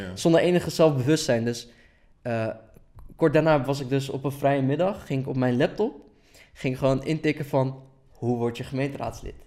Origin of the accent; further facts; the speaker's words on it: Delft, South Holland, Netherlands; also born or lived in Erbil, Iraq; ik ben in Holeer geboren en eh, veel mensen die niet Koerdisch zijn kennen het als Erbil